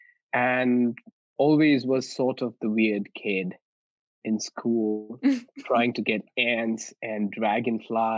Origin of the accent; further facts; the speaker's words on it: West Bengal, India; I grew up in India. So I come from India, and I grew up in one of the northeastern states of India, which is West Bengal. And I grew up in the mountains at the foothills of the Himalayas.